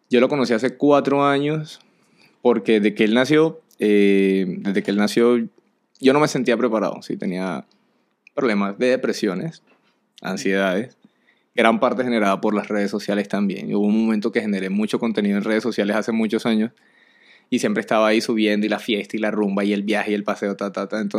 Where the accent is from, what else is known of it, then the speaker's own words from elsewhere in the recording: Barranquilla, Atlántico, Colombia; Ya como, marica, o sea, soy de aquí de Barranquilla, ya no conozco la, cuál es la canción del carnaval